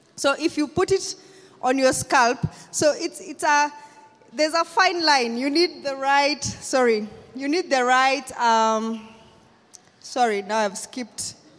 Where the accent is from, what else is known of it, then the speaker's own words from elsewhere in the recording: Kenya; I'm from Kenya